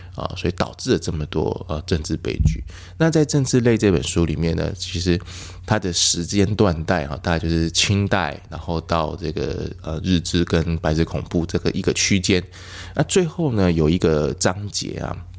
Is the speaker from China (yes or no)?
no; Yilan, Yilan County, Taiwan; 我是宜兰人